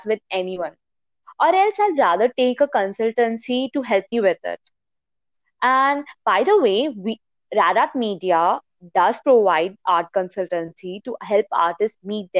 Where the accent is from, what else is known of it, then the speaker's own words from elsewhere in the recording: India; we, the citizens of India